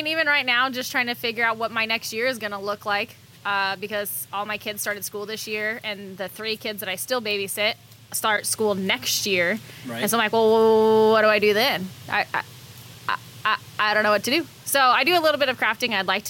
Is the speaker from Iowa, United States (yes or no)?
yes; Council Bluffs, Iowa, United States; Council Bluffs.